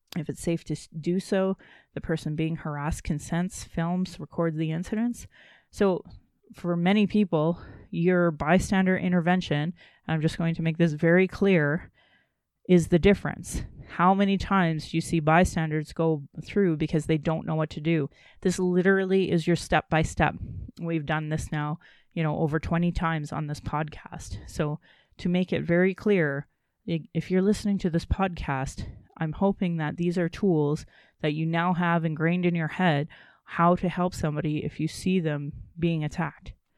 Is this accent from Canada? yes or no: yes; Calgary, Alberta, Canada; I was born in Calgary